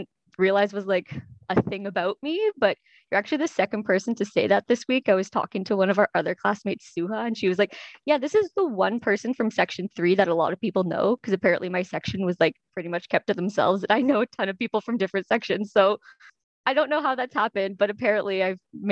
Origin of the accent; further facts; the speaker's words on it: Toronto, Ontario, Canada; also born or lived in Montreal / Kingston; I was born in Montreal, but raised in Toronto.